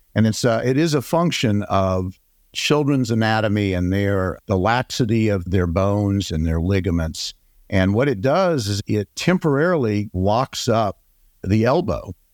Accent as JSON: {"language": "English", "town": "Atlanta", "region": "Georgia", "country": "United States", "tie": "born or raised there", "also_born_or_lived": "Texas", "said": "I was born here in Atlanta and went away and did my training in critical care, pediatric intensive care in Texas. I came back in nineteen ninety-two"}